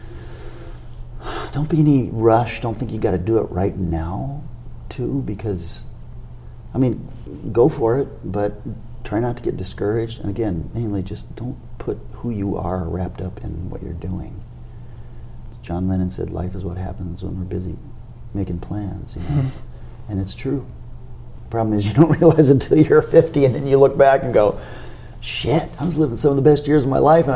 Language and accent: English; Indiana, United States; moved away; growing up in Indiana